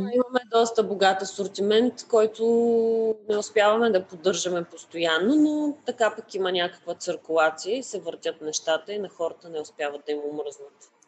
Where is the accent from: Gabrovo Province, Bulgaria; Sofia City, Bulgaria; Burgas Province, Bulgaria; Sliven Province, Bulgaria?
Sliven Province, Bulgaria; Sliven; moved away as an adult; also born or lived in Varna; now in Sofia, Bulgaria; аз съм родена и израснала в а, Сливен